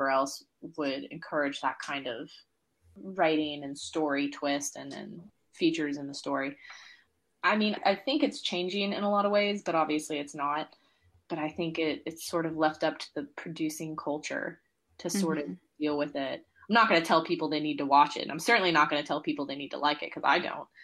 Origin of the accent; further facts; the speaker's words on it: Georgia, United States; moved away as an adult; I grew up in Georgia, in the US